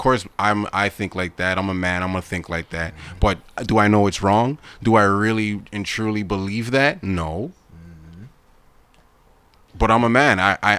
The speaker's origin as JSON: {"language": "English", "country": "Jamaica", "said": "I'm Jamaican. I have Jamaican blood in me."}